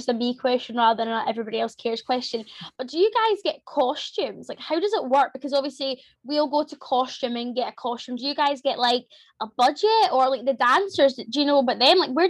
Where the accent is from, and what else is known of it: Scotland, United Kingdom